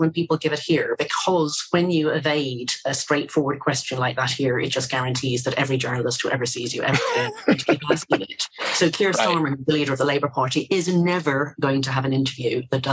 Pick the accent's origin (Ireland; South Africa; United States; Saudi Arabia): Ireland; also born or lived in Britain; now in United Kingdom; I'm actually Irish